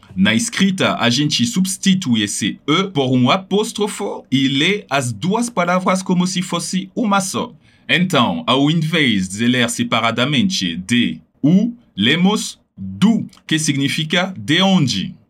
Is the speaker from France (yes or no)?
yes; Paris, Île-de-France, France; eu venho de Paris, que por sinal é meu caso